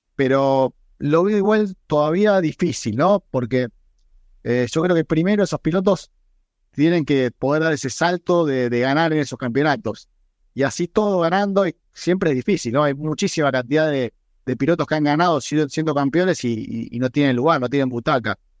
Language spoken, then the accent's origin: Spanish; Argentina; Argentina y me viene a la mente orgullo, mi nacionalidad, o sea, poder haber representado a mi país por el mundo